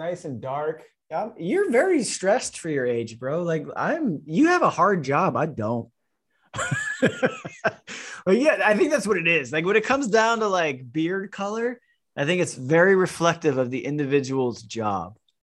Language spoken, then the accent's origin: English; Florida, United States; I'm from Florida, brother.